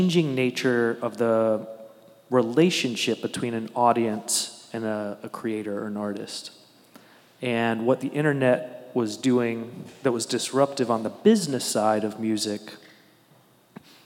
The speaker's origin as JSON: {"language": "English", "town": "Newport News", "region": "Virginia", "country": "United States", "tie": "born or raised there", "said": "where I grew up in Newport News"}